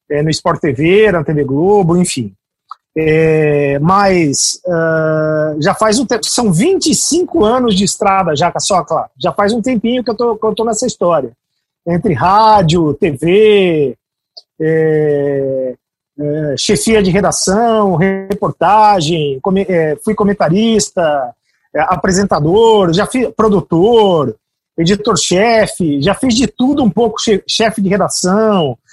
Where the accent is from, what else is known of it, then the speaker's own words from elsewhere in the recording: Itapira, São Paulo, Brazil; Sou, sou de Itapira, interior de São Paulo, e comecei trabalhando no rádio em Mojimirim, que é uma cidade do lado de Itapira, no, no interior de São Paulo.